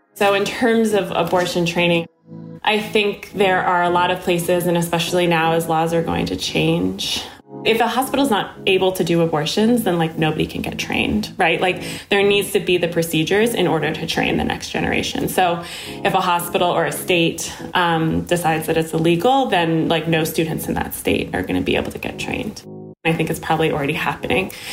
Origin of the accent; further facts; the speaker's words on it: Connecticut, United States; when I was born in Connecticut in 1990